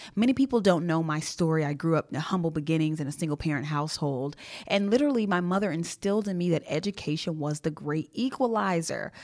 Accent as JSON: {"language": "English", "country": "Jamaica", "said": "I am Jamaican."}